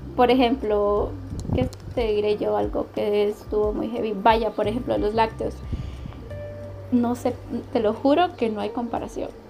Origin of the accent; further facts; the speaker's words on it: Tegucigalpa, Francisco Morazán, Honduras; moved away as an adult; now in San José, Costa Rica; en Tegucigalpa, donde crecí